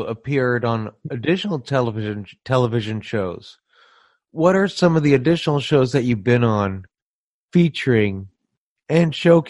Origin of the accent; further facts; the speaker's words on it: San Francisco, California, United States; You've also performed, I understand, in my home of San Francisco. I'm from the San Francisco area.